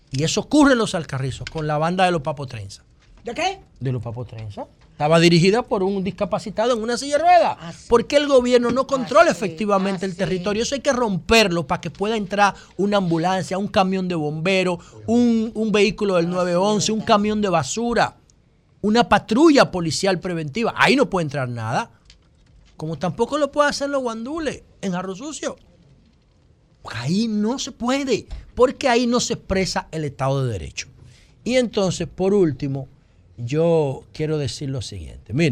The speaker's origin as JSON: {"language": "Spanish", "country": "Dominican Republic", "said": "yo creo que soy el único dominicano"}